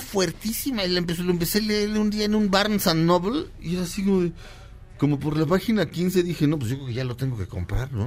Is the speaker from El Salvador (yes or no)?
no; Mexico; Le digo, "Mexicano."